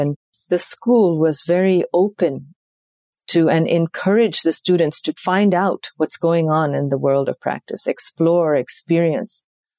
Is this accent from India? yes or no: yes; South India, India; That was the first time I heard it, even though I was raised in India. It wasn't part of our South Indian tradition.